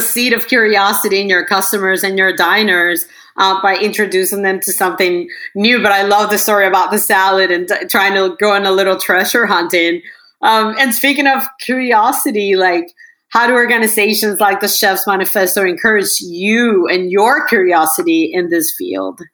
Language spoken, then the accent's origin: English; Venezuela; I'm from Venezuela, but part of my heart is uh, it's in Peru